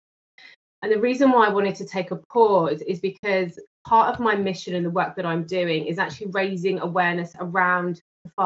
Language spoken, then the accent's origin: English; London, United Kingdom; from London in the UK